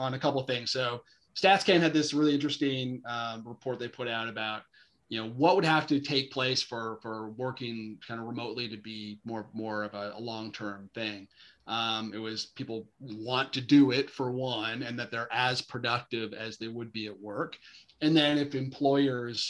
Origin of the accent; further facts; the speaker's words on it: Chilliwack, British Columbia, Canada; Yeah, that's actually my hometown. So I grew up in Chilliwack.